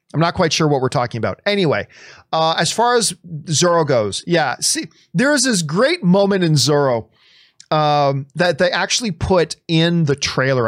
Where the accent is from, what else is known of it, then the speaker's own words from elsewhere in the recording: Canada; I'm from Canada